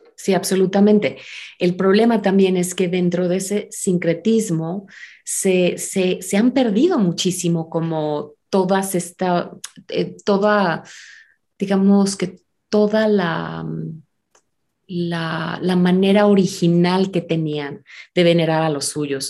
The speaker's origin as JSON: {"language": "Spanish", "country": "Mexico", "also_born_or_lived": "United States", "said": "ser mexicana, ser americana, porque también soy estadounidense"}